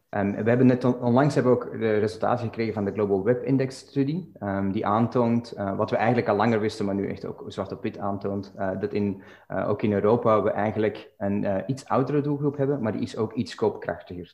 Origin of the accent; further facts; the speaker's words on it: Belgium; now in Dublin, Ireland; ik woon en werk in Dublin op dit moment, maar ben oorspronkelijk uit België